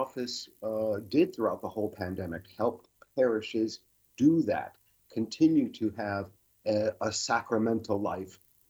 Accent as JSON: {"language": "English", "region": "Michigan", "country": "United States", "tie": "born or raised there", "moved": "as an adult", "lives_now": "Chicago, United States", "said": "In Michigan."}